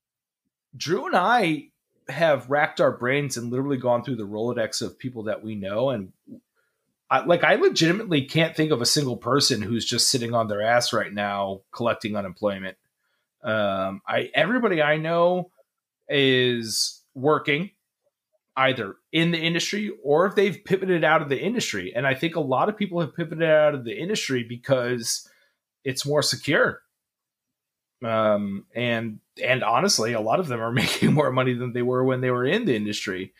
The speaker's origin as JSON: {"language": "English", "town": "New York City", "region": "New York", "country": "United States", "tie": "born or raised there", "also_born_or_lived": "New Jersey", "said": "I grew up in New Jersey, New York City."}